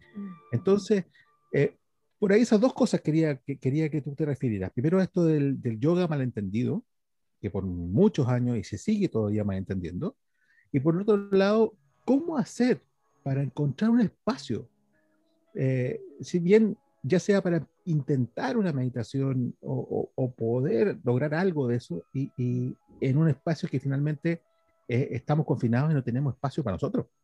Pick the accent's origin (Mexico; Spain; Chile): Chile